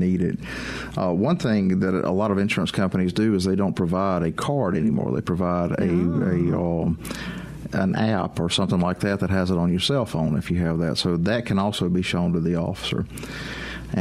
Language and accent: English; Meridian, Mississippi, United States; I'm originally from Meridian